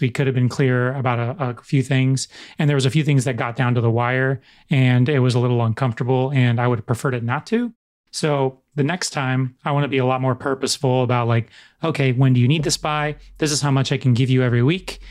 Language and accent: English; United States; in American culture